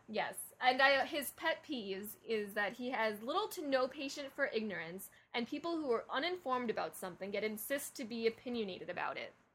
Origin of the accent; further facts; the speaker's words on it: New York, United States; we're from New York